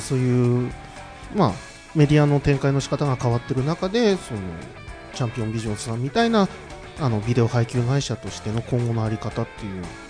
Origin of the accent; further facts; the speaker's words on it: Tohoku, Japan; あの東北生まれなんで